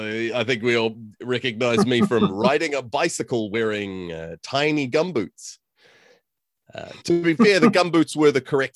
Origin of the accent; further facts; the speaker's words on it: New Zealand; moved away as an adult; also born or lived in California / Chicago; now in Auckland, New Zealand; Yeah, so I was born in California to New Zealand parents. Both my parents grew up in New Zealand and lived all of their youth in New Zealand. I moved to New Zealand when I was about 4 years old, and then I moved to Chicago when I was 28.